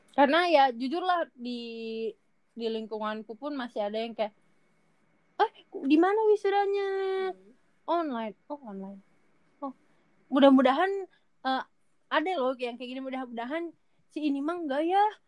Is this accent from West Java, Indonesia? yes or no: yes; Majalengka, West Java, Indonesia; moved away as an adult; aku dari Majalengka